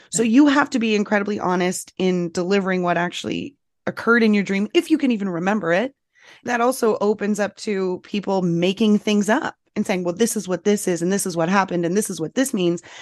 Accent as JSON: {"language": "English", "region": "Northeast", "country": "United States", "said": "I'm from the Northeast."}